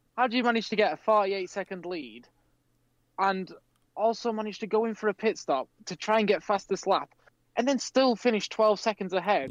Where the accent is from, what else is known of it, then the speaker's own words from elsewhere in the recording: United Kingdom; we're British